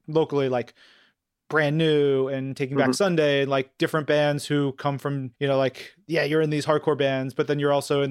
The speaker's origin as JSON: {"language": "English", "area": "Long Island", "region": "New York", "country": "United States", "said": "I'm from Long Island in New York."}